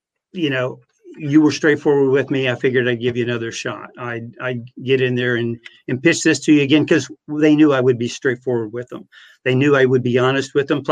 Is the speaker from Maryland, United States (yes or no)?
no; Monroe City, Missouri, United States; my hometown newspaper in Monroe City, Missouri of 2,500